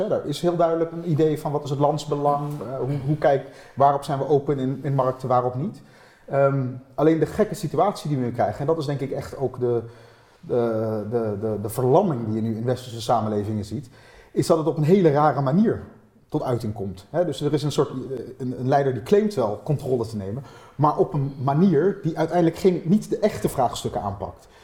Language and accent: Dutch; Netherlands; ik heb gewoon een Nederlands paspoort ik hoef niet nog iets extra's te doen om Nederlander te worden, buiten het feit dat ik hier geboren ben